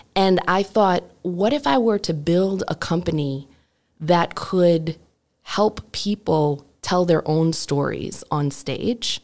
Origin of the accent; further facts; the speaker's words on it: Detroit, Michigan, United States; moved away; also born or lived in Brooklyn; I grew up in Detroit, um, as a white person in a mostly black community